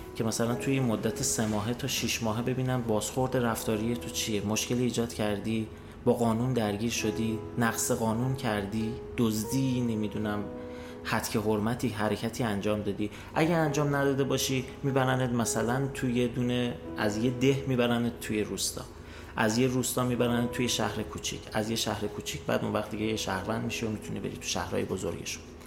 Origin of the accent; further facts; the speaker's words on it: Iran; moved away as an adult; also born or lived in Austria; من از ایران میام